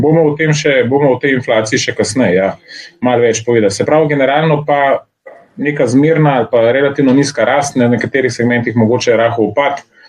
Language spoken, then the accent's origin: Slovenian; Slovenia; Slovenci smo